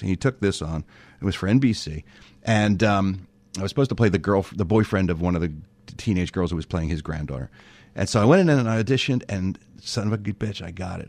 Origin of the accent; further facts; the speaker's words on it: Philadelphia, Pennsylvania, United States; moved away as an adult; now in Los Angeles, United States; no one in my family had ever left Philadelphia before, so I was the first one